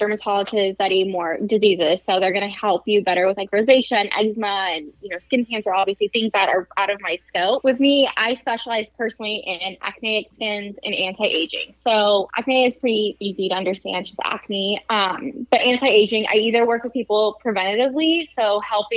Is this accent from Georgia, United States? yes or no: no; San Diego, California, United States; moved away as an adult; now in Lafayette, United States; I'm from San Diego, and that's where I own the two spas.